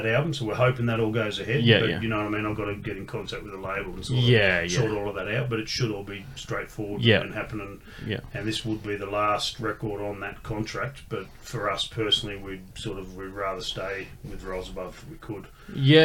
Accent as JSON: {"language": "English", "town": "Canberra", "region": "Australian Capital Territory", "country": "Australia", "tie": "born or raised there", "said": "I grew up in Canberra going to Sydney every couple of weeks for gigs"}